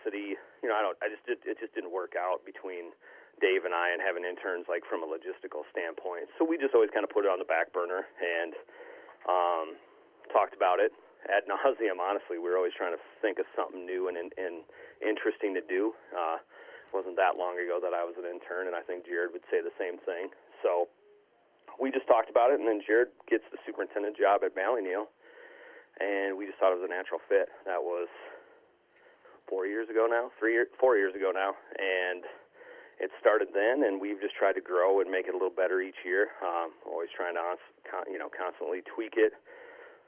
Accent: Southwest Wisconsin, United States; also born or lived in Austin, Texas; now in Mullen, Nebraska, United States; I grew up in Southwest Wisconsin, rural

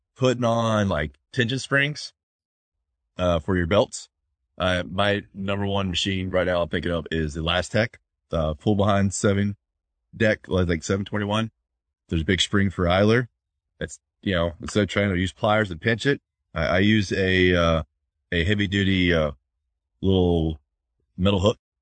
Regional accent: Florida, United States; moved away; I'm from Florida.

